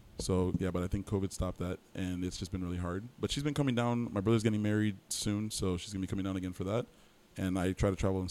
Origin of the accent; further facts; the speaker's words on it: Miami, Florida, United States; also born or lived in Plantation, Florida; Born and raised in Miami, Florida. Mm-hmm. A little asterisk there. I guess I was born in Plantation, but we moved down to Miami soon